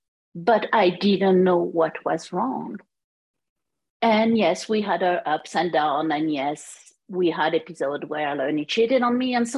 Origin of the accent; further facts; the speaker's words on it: France; accent: French; English is a second language; moved away as an adult; now in United States; As you can hear, my accent is French. But I moved to United States in 1996